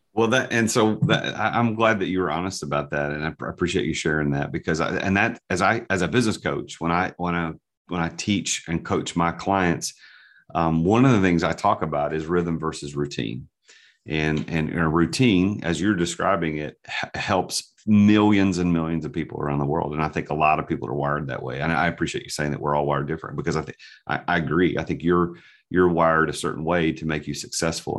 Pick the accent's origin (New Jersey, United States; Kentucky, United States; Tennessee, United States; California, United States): Tennessee, United States; Nashville; I'm from the South, I'm, I'm from Nashville, born and raised